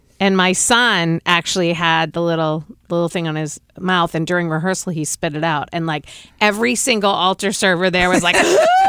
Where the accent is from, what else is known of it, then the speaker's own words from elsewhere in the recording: Boston, Massachusetts, United States; accent: Boston; moved away; you just heard my Boston accent.